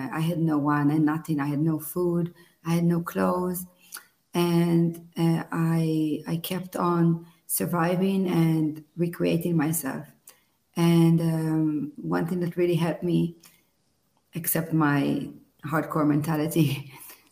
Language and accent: English; Israel; moved away as an adult; now in Italy; I was born in Israel 40 years ago